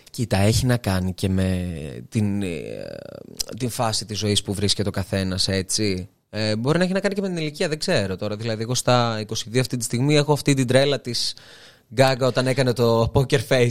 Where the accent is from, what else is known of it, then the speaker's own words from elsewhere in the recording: Serres, Central Macedonia, Greece; moved away as an adult; also born or lived in Thessaloniki; now in Athens, Greece; σε μια πόλη σαν τις αίρες επαρχία